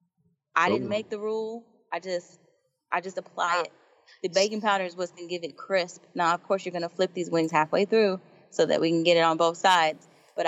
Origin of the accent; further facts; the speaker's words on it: Atlanta, Georgia, United States; I'm from Atlanta.